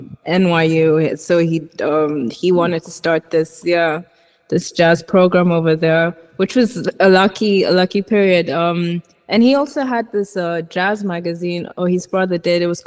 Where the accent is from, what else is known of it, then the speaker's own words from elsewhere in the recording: Nairobi, Kenya; moved away as an adult; now in Florence, Italy; from Nairobi, Kenya